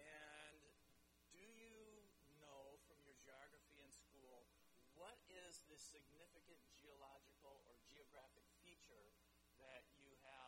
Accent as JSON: {"language": "English", "country": "Chad", "tie": "born or raised there", "also_born_or_lived": "Central African Republic", "said": "And so I grew up in the Chad and the CAR, but I'm not African."}